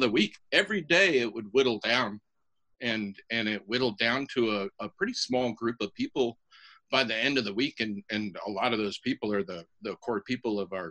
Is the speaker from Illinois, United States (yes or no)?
no; Juneau, Alaska, United States; I was born in Juneau and live in Juneau